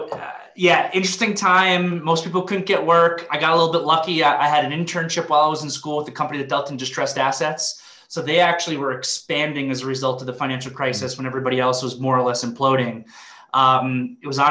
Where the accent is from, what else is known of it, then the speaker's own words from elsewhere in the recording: Long Island, New York, United States; grew up in Long Island, New York